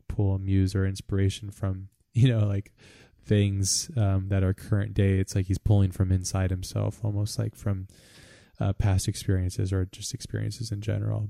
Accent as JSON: {"language": "English", "country": "United States", "said": "as an American"}